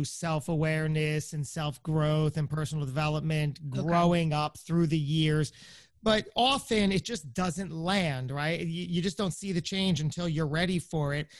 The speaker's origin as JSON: {"language": "English", "region": "New Jersey", "country": "United States", "said": "I'm some guy from Jersey"}